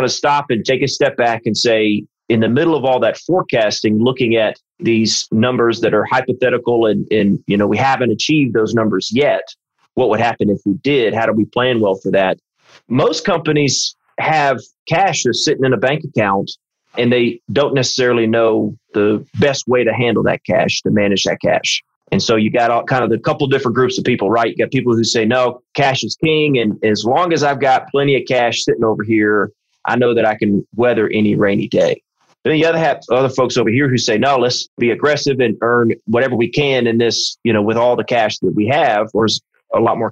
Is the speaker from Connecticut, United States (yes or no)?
no; South Carolina, United States; I'm from South Carolina